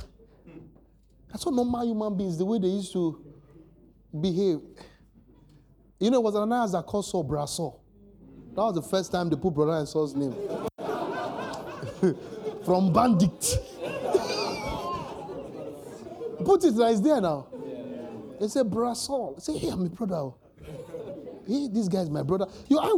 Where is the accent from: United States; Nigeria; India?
Nigeria; Lagos; also born or lived in Maroko, Lagos / Ogba, Lagos; I'm from Oluwole, I'm an Oluwole boy